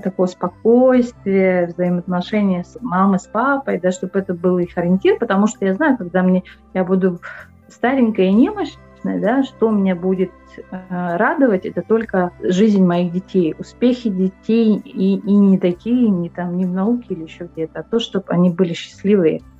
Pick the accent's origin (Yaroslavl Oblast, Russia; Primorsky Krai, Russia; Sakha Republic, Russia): Sakha Republic, Russia; Pokrovsk; moved away as an adult; also born or lived in Vladivostok / Yakutsk; now in Germany; Я э, родилась в Покровске.